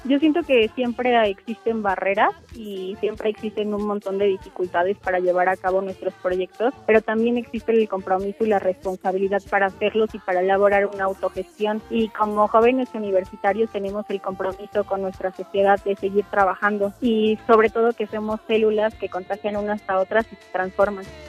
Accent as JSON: {"language": "Spanish", "town": "Santa María Tlahuitoltepec", "region": "Oaxaca", "country": "Mexico", "tie": "born or raised there", "moved": "yes", "lives_now": "Mexico City, Mexico", "said": "nací en Tlahuitoltepec, Mije, Oaxaca"}